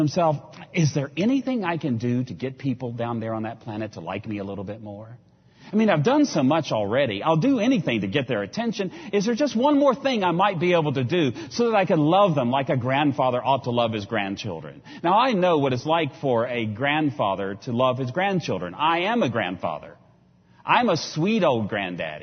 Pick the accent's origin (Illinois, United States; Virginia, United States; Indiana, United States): Virginia, United States; I come from Virginia